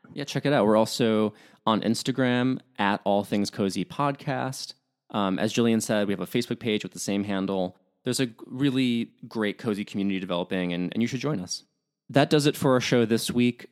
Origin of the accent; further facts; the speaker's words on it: Midwest, United States; I'm from the Midwest